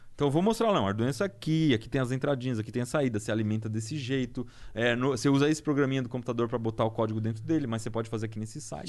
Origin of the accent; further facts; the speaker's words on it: Piedade, São Paulo, Brazil; moved away; eu vim de Piedade lá. Piedade é Mata Atlântica, tem uns lugares muito bonitos